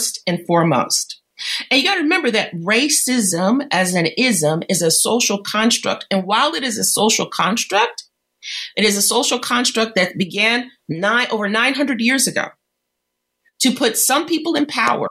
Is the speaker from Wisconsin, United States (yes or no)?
no; Detroit, Michigan, United States; I grew up in Detroit and I went to school in the 70s.